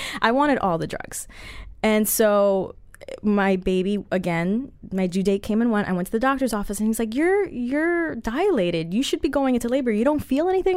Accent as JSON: {"language": "English", "country": "Colombia", "said": "I'm Colombian"}